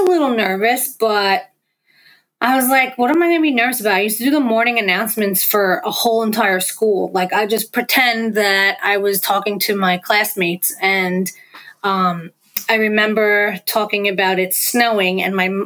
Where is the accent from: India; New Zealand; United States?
United States; New York; accent: New York; my father's from Brooklyn, my mother's from Queens. Like, this is what I grew up on.